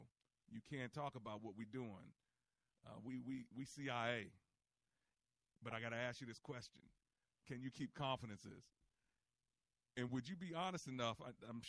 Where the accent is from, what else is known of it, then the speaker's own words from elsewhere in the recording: Prince George's County, Maryland, United States; I grew up in Prince George's County, Maryland